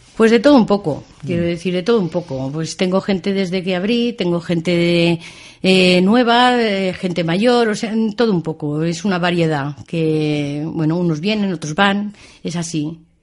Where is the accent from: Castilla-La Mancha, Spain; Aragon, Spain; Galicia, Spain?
Aragon, Spain; Binéfar; also born or lived in Tamarite de Litera; Sí, yo soy hija de Binefar.